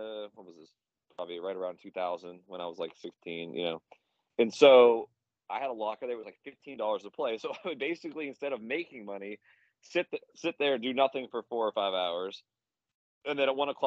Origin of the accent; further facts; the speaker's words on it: Pittsburgh, Pennsylvania, United States; moved away as an adult; also born or lived in Virginia; now in Charlotte, United States; I'm originally from Pittsburgh, PA. So I grew up there.